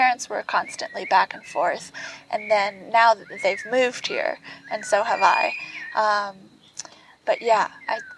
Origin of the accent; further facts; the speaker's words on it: Guatemala City, Guatemala Department, Guatemala; moved away as an adult; also born or lived in Massachusetts, United States; I grew up in Guatemala. So from 7 until, 12th grade, 17, I lived in Guate, and I feel Guatemalan, Chapin